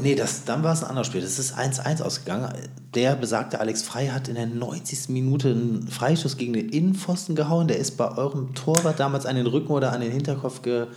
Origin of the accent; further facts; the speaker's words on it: Bonn, North Rhine-Westphalia, Germany; wir kommen ja beide aus Bonn, aus, dem, aus der wunderschönen Ex-Hauptstadt